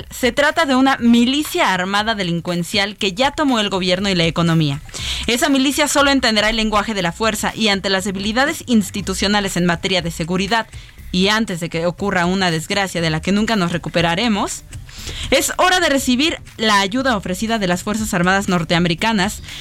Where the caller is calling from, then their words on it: Zapopan, Jalisco, Mexico; Buenas tardes equipo de A la Una … de Zapopan, Jalisco.